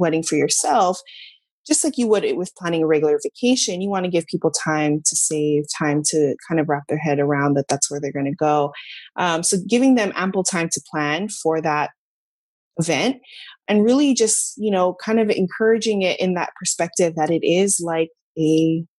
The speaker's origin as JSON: {"language": "English", "region": "Hawaii", "country": "United States", "also_born_or_lived": "Los Angeles", "moved": "as an adult", "said": "I'm from Hawaii, we were living in Los Angeles"}